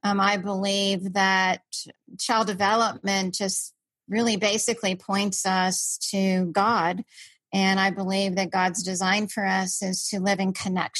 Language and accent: English; Washington, District of Columbia, United States; I grew up in Washington, DC